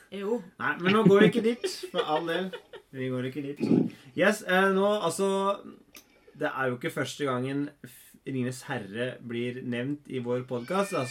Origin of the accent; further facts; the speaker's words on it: Denmark; eh, jeg er dansk, ja.